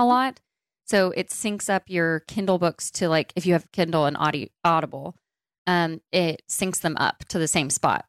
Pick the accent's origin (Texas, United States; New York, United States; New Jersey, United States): Texas, United States; Dallas; I was born and raised in Dallas, Texas, and I still currently live here